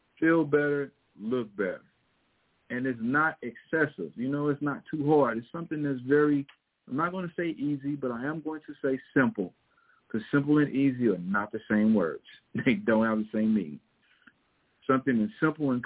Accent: Missouri, United States; accent: Missouri; my Missouri accent

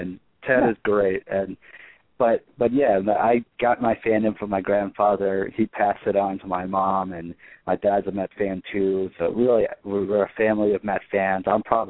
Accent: New York City, New York, United States; I grew up in Queens

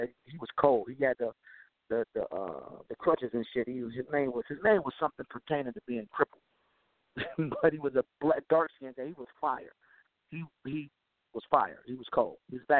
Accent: Midwest, United States; from the Midwest.

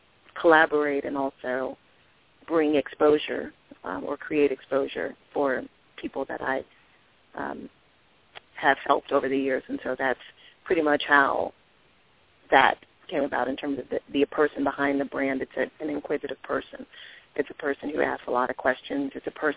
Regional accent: Washington, District of Columbia, United States; I grew up in Washington, D.C., was born and raised, and was educated in D.C. as well

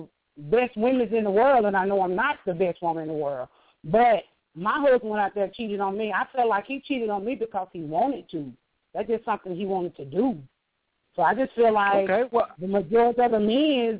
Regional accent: Atlanta, Georgia, United States; I'm from Atlanta, Georgia.

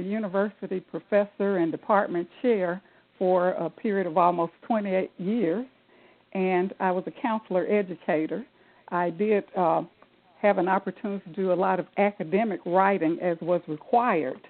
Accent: Jackson, Mississippi, United States; I'm from Jackson, Mississippi

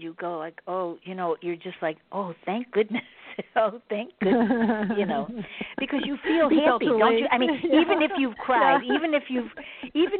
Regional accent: Chicago, Illinois, United States; I'm from Chicago

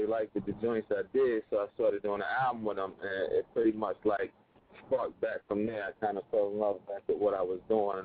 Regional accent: Asbury Park, New Jersey, United States; I'm from Jersey, Asbury Park. We call that Dark City.

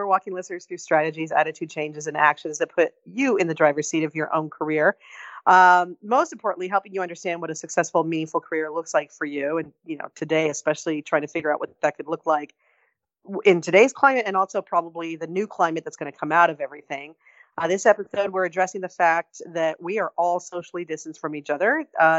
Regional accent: Barstow, California, United States; A lot of meth going on in my hometown, I'll just say that.

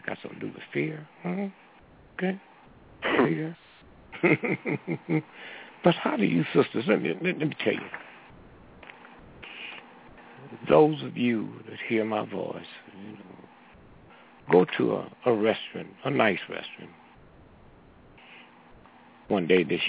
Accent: St. Louis, Missouri, United States; moved away; Every time I go to my hometown, I sit my watch back 3 hours.

